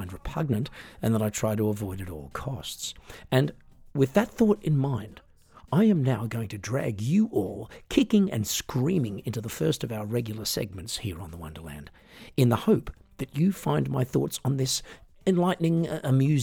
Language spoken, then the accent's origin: English; Australia; I'm an Australian singer, songwriter, piano entertainer